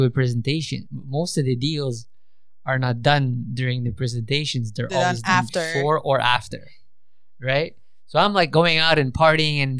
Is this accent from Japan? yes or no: no; Canada; I grew up in Canada